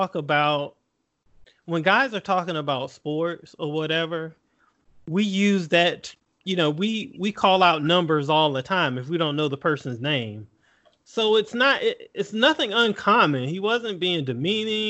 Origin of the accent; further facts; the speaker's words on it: the South, United States; moved away; I grew up in the South